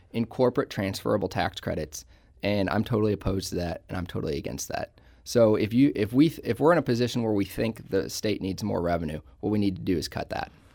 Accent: Ballwin, Missouri, United States; I grew up in Baldwin, so I've lived in Saint Louis County virtually my entire life

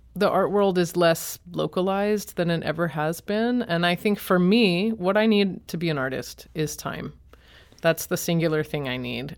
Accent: Boston, Massachusetts, United States; moved away as an adult; also born or lived in Chicago; now in St. Louis, United States; I'm from Boston and then was in Chicago

